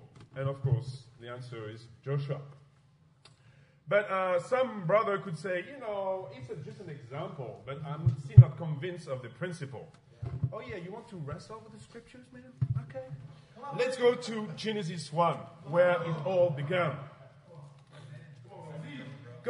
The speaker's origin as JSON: {"language": "English", "country": "France", "second_language": "English", "said": "I'm from France, of course, as you know, with my accent."}